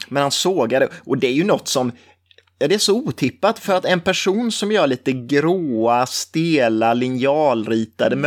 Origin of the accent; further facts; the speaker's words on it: Forsserum, Jönköping County, Sweden; jag är från Forsrum som ligger nära Nässjö. Och alltid liksom växt upp med den här stolfabriken